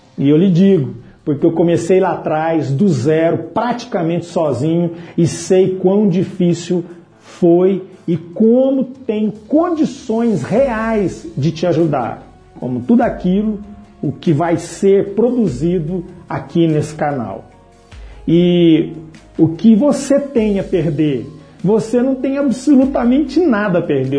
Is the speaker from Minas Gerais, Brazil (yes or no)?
yes; Patrocínio, Minas Gerais, Brazil; Em 2011, retornei à minha cidade natal, Patrocínio, Minas Gerais